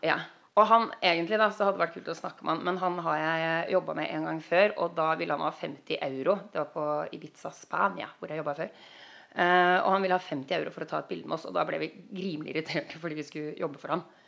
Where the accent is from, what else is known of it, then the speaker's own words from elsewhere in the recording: Norway; moved away as an adult; now in United States; jeg er norsk